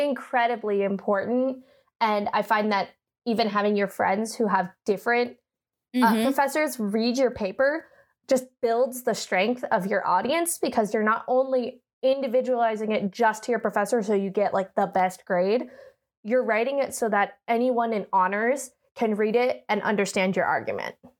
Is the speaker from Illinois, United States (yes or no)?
no; Oakland, California, United States; moved away; I'm from Northern California. Uh, I went to high school at a Catholic high school in Oakland called Bishop O'Dowd.